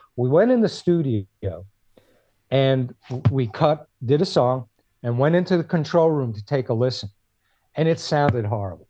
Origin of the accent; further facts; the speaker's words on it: Clifton, New Jersey, United States; moved away as an adult; also born or lived in Passaic, New Jersey; now in California, United States; I was born in Passaic, lived on Harrison Street until Uh, I guess I was about eight years old when we moved to Clifton